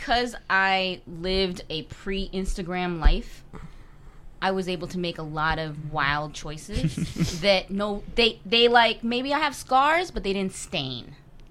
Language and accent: English; Chicago, Illinois, United States; from growing up in Chicago, I was wild in Chicago.